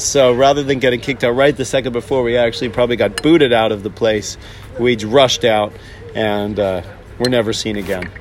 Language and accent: English; Hanover, New Hampshire, United States; growing up in Hanover, New Hampshire